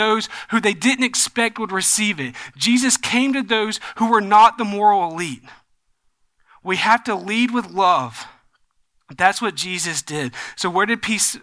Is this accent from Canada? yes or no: no; the South, United States; growing up in the South